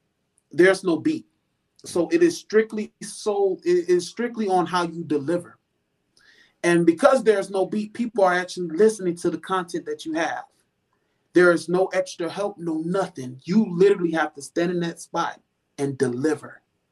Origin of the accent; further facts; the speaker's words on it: Florida, United States; now in Houston, United States; See, I came from Florida, so I already thought that I was versatile.